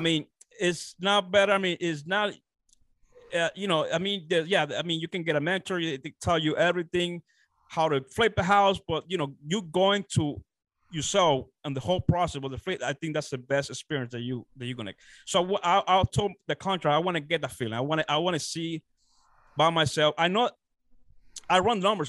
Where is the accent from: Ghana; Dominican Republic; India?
Dominican Republic; moved away as an adult; now in United States; I'm originally from the Dominican Republic. Uh, I was born and raised down there. Uh, so I came uh, to United States, uh, you know, uh, around 18 when I was 18 years old